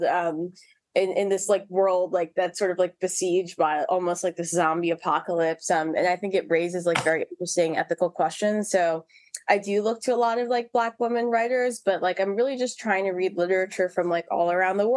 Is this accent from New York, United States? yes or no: yes; New York City, New York, United States; also born or lived in Harlem, New York; I was originally from Harlem, but then I grew up in the South Bronx